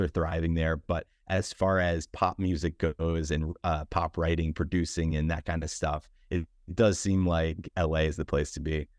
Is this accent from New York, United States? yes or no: yes; New York, United States; moved away as an adult; now in Los Angeles, United States; as a New Yorker